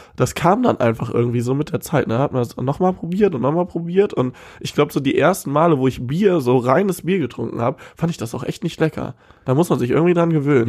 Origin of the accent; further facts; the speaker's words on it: Cologne-Bonn area, North Rhine-Westphalia, Germany; Wir kommen aus dem Köln-Bonner Raum